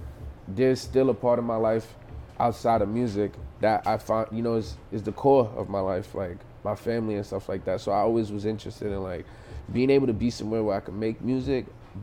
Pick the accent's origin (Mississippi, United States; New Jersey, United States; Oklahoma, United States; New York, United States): New York, United States; New York City; moved away as an adult; also born or lived in Miami, Florida; now in Montreal, Canada; I grew up in Brooklyn. I was in Brooklyn all my life. Like, I think around like times like I was like 20, I moved down to Miami and I was living in Miami for a little bit.